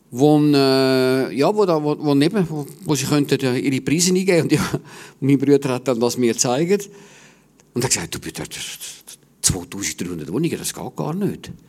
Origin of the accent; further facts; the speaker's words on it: Stäfa, Zurich, Switzerland; Ich bin äh, am Zürichsee aufgewachsen, in Stefa